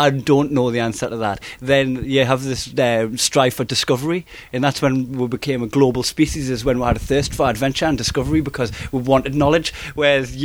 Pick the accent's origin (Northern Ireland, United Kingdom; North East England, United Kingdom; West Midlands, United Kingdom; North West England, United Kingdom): North East England, United Kingdom; Newcastle upon Tyne; accent: Geordie; I'm Geordie, it sounds like I'm saying our cake